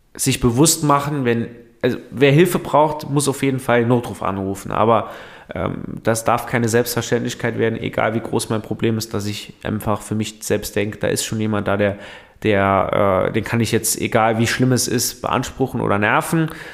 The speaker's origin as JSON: {"language": "German", "region": "Saarland", "country": "Germany", "said": "Bei uns im Saarland"}